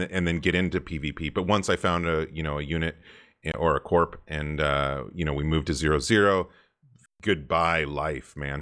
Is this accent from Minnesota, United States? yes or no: no; Santa Cruz, California, United States; also born or lived in Colorado / San Diego, California; growing up in Santa Cruz, California, I was a total surfer as well